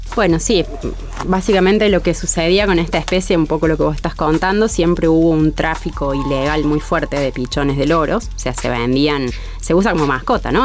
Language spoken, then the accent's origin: Spanish; Córdoba, Argentina; soy acá cordobesa, ¿no? Nacida y criada en Córdoba